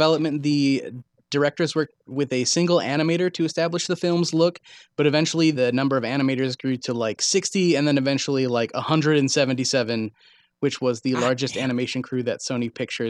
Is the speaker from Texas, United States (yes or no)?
yes; Dallas, Texas, United States; born there; See, I was born in West Dallas, so I'm basically …, minus the face tattoos and the money.